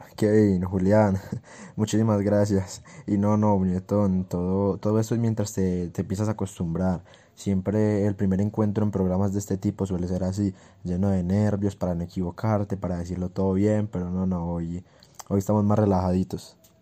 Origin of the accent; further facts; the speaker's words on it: Boyacá, Colombia; allá en mi tierra, en Boyacá